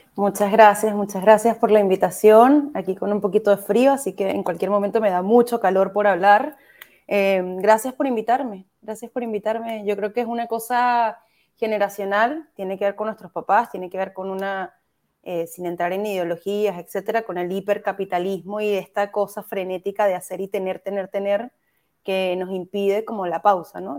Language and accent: Spanish; Caracas, Capital District, Venezuela; moved away as an adult; now in Chile; yo soy venezolana, soy de Caracas soy de Katia específicamente